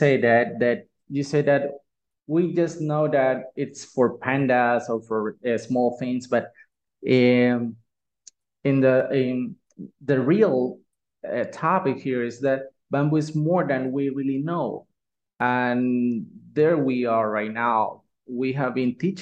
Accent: Nicaragua; I'm from Nicaragua

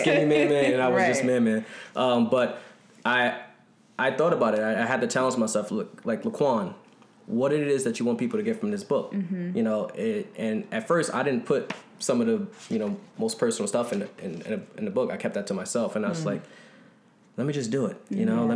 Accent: Newark, New Jersey, United States; Growing up in Newark

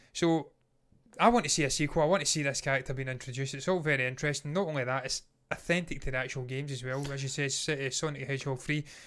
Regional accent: Scotland, United Kingdom; we are not American. Eh, we're Scottish

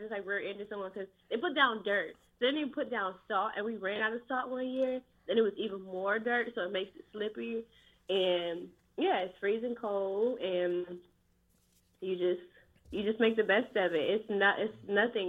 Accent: Detroit, Michigan, United States; now in Los Angeles, United States; I'm from Detroit originally, and right now I live in Los Angeles.

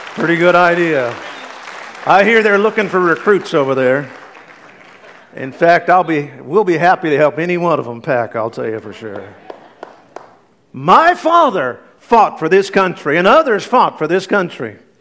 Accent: United States; I am an American

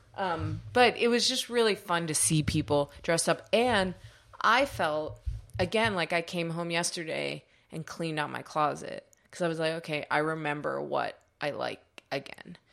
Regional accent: United States; we're American

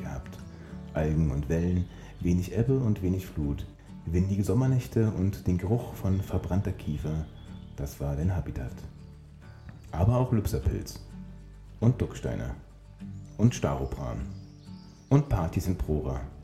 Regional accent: Berlin, Germany; mich als Berliner

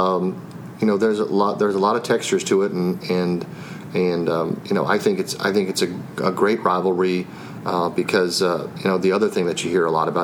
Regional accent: Virginia, United States; I grew up in this area. I grew up in Virginia

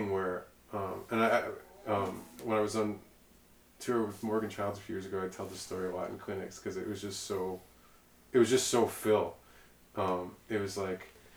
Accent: Mississauga, Ontario, Canada; also born or lived in Toronto / New York; I'm from Mississauga, like, not cool Mississauga.

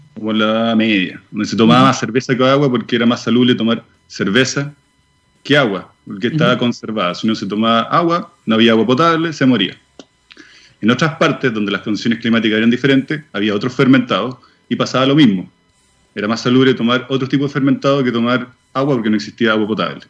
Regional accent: Chile; moved away as an adult; also born or lived in Switzerland; nosotros nos fuimos, con mi señora nos fuimos de Chile hace cinco años atrás, no, hace más, ya casi diez años atrás, a Suiza

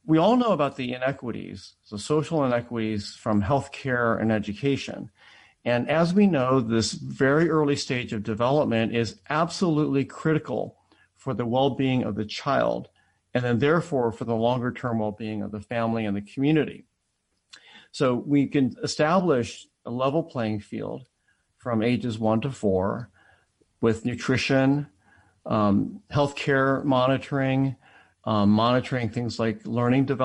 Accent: Akron, Ohio, United States; also born or lived in Atlanta, Georgia; I was born in Jim Crow Atlanta and grew up in an all-white school district in Akron, Ohio

